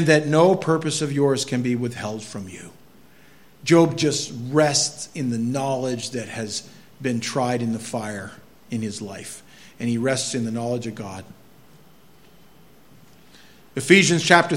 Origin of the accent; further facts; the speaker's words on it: Maine, United States; I'm from Maine